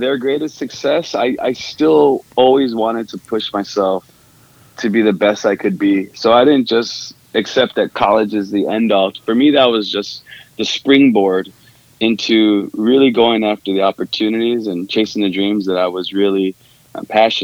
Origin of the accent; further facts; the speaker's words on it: San Diego, California, United States; first language Spanish; English is a second language; now in Silicon Valley, United States; my family was born and raised in San Diego. Lived there pretty much my whole life